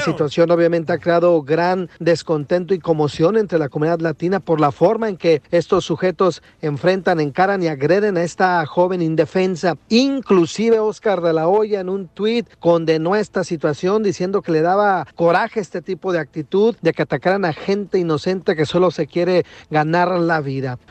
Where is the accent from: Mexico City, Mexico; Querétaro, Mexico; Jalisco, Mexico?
Jalisco, Mexico; Jocotepec; Soy de Jocotepe, Jalisco, donde se dan los machos